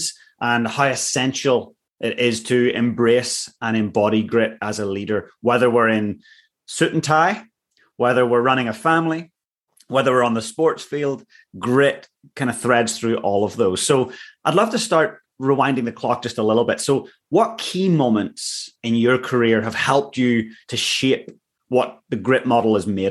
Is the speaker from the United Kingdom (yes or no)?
yes; Northern Ireland, United Kingdom; growing up in Northern Ireland, you had to have a level of grit just to survive